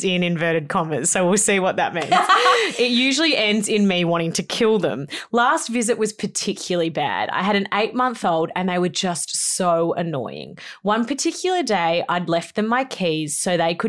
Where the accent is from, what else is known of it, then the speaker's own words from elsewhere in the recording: Melbourne, Victoria, Australia; moved away as an adult; also born or lived in Gold Coast, Queensland; when I moved away from Melbourne to the Gold Coast to go to uni